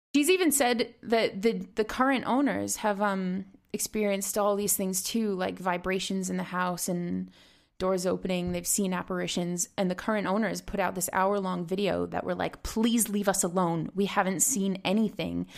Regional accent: Rhode Island, United States; Harrisville, Rhode Island, which is actually my home state

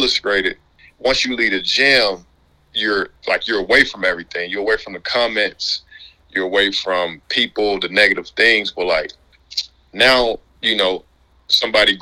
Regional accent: Mississippi Delta, United States; also born or lived in Louisiana; I'm from Mississippi

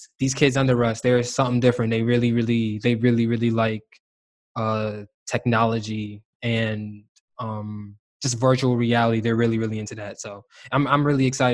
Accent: New York City, New York, United States; we're both from New York City

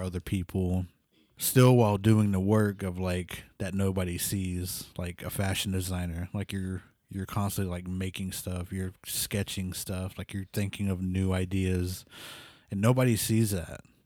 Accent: Pawnee, Oklahoma, United States; moved away as an adult; also born or lived in New Mexico; I'm from Pawn East, so, like, it was a small town with, like, no internet

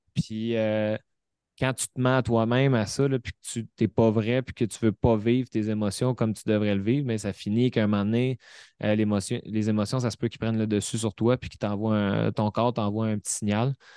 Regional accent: Repentigny, Quebec, Canada; Repentigny, euh, dans mon patelin, à 10 minutes de chez nous

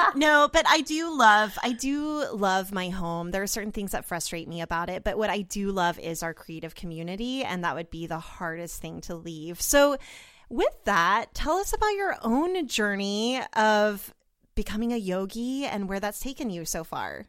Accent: Oklahoma City, Oklahoma, United States; I'm from Oklahoma City

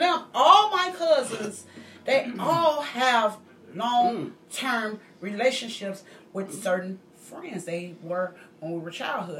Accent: Chicago, Illinois, United States; We grew up together in Cabrini Green for little kids, like we were five years old

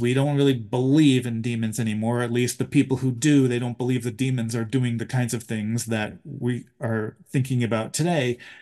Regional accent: Buffalo, New York, United States; I was born in Buffalo

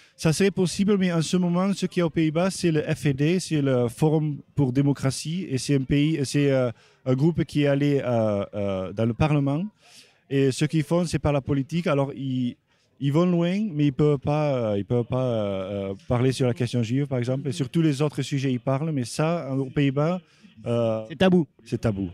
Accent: Netherlands; also born or lived in France; ma mère, elle est hollandaise et j'ai vécu la plupart de ma vie aux Pays-Bas

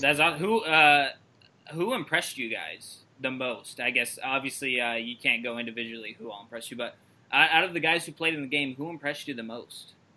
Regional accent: Vancouver, Washington, United States; my hometown that I also currently live in, Vancouver, Washington

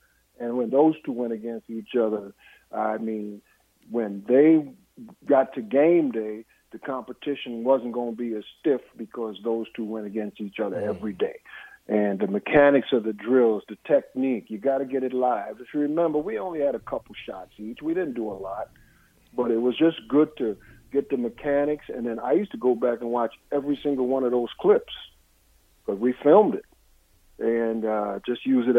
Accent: East Coast, United States; growing up on the East Coast, you got an East Coast team

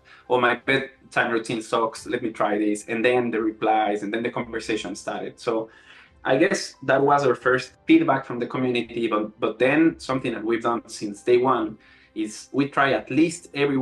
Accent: Ecuador; moved away as an adult; also born or lived in Melbourne, Australia; I'm originally from Ecuador

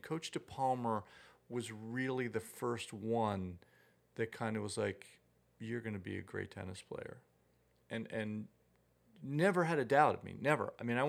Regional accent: East Hampton, New York, United States; Yeah, born and raised in East Hampton.

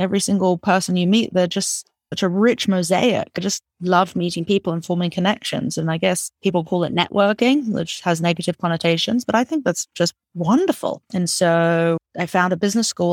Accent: England, United Kingdom; moved away as an adult; I grew up in England

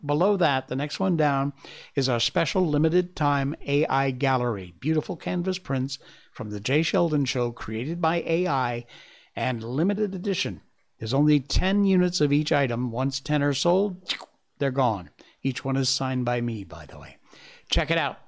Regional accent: Malaysia; my home country, Malaysia

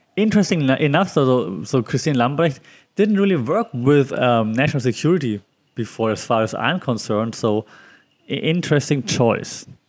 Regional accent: Germany; now in Thailand

